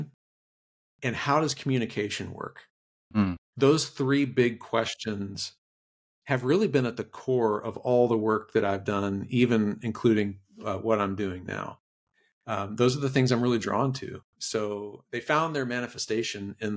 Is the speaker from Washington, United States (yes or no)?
no; Roswell, Georgia, United States; now in Cumming, United States; I grew up in the Roswell, Alpharetta area